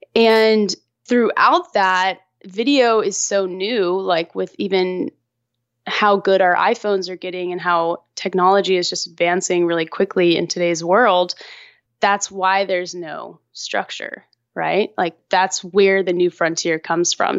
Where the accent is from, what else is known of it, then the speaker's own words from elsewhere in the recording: Austin, Texas, United States; also born or lived in Los Angeles; decided to move back to Austin, my hometown, and moved back here